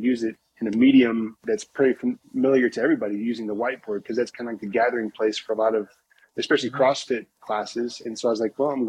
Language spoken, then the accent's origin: English; Indiana, United States; moved away as an adult; also born or lived in Louisville, Kentucky; growing up in Indiana